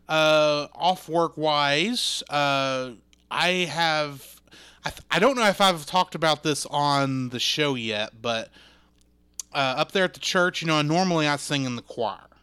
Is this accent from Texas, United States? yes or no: yes; Texas, United States; I grew up in Texas